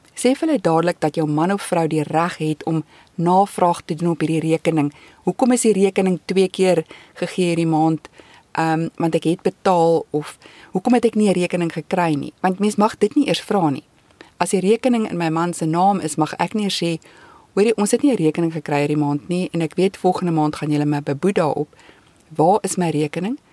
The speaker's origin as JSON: {"language": "Afrikaans", "country": "South Africa", "moved": "as an adult", "lives_now": "Canada", "said": "ek as 'n Suid-Afrikaner"}